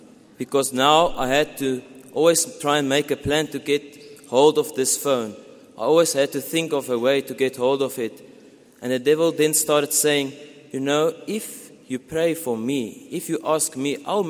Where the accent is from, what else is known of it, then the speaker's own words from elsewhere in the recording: Pretoria, Gauteng, South Africa; I come from Pretoria.